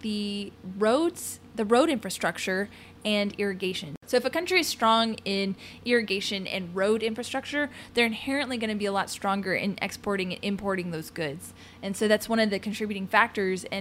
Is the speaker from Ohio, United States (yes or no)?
yes; Ohio, United States; growing up in Ohio